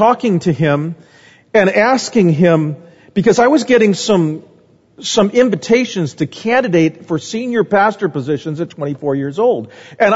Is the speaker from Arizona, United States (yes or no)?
yes; Phoenix, Arizona, United States; moved away; also born or lived in Omaha, Nebraska; I grew up in Phoenix.